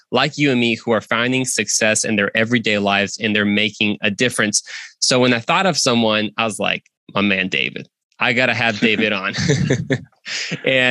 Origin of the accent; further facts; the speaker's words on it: Mexico; now in United States; I'm from Mexico.